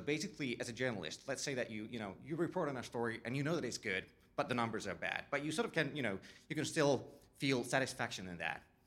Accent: Finland; I come from Finland, and we set up a small production company a couple of years back

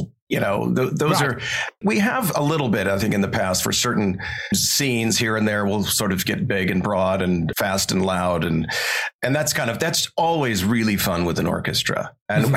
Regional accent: Montana, United States; I grew up here in Montana, basically no power running water, sort of off the grid is how I grew up.

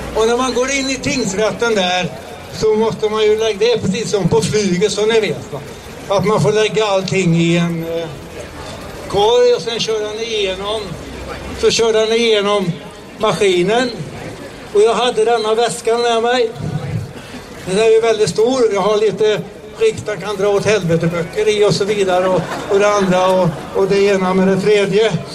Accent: Sweden; vi svenskar

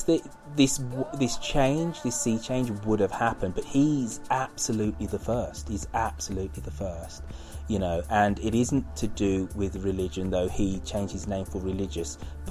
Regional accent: England, United Kingdom; growing up being black and being British, being English.

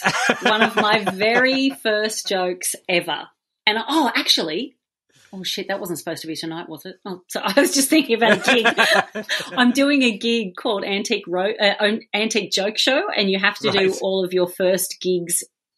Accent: Australia; Being Australian, we take culture from both of those

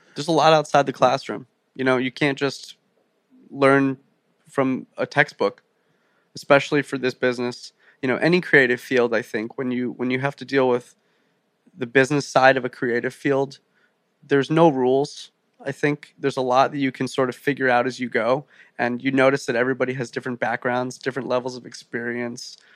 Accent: Rumson, New Jersey, United States; I grew up five minutes from the beach, a little town called Rumson

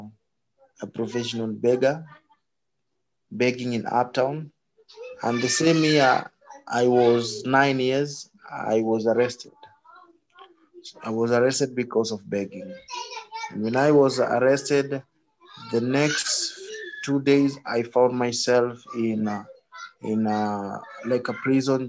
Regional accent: Nairobi, Kenya; So I was born here in Madare slums.

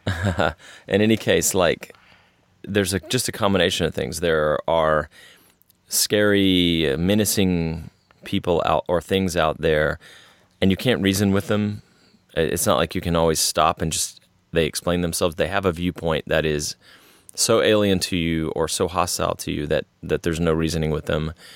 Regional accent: Texas, United States; growing up in Texas, uh, my family spent half their time on the Gulf Coast because that's where one part was from, and half the time in Central Texas

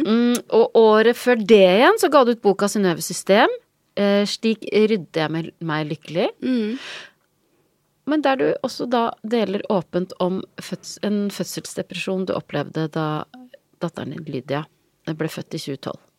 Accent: Vik, Vestland, Norway; also born or lived in Trøndelag; vi flytta fra Trøndelag til Vik i Sogn da jeg var tre år.

